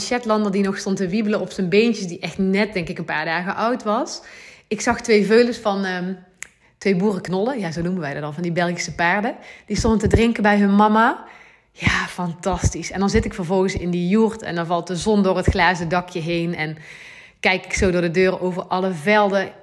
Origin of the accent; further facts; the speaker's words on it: Gemert, North Brabant, Netherlands; also born or lived in Nuenen, North Brabant; Ik woon nu eh, in Nune, een dorpje in Brabant. En ik kom oorspronkelijk eigenlijk uit Gemert, dat is nog, nog wel meer platteland.